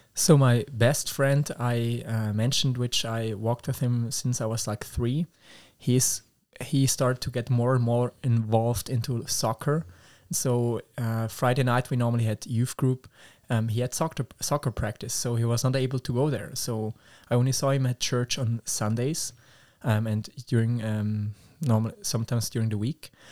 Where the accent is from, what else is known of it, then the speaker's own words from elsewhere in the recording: Schaffhausen, Switzerland; English is a second language; I'm from Switzerland, and the specific area is called Schaffhausen